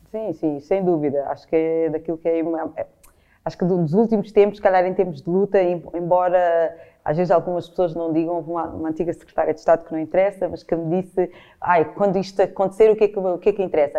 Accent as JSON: {"language": "Portuguese", "country": "Portugal", "said": "costumo autodefinir com muitas vezes como portuguesa"}